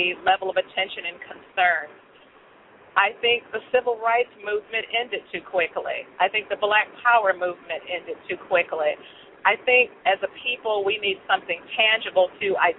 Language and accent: English; Chicago, Illinois, United States; moved away; I grew up in Chicago and in other areas where I had to fight a lot.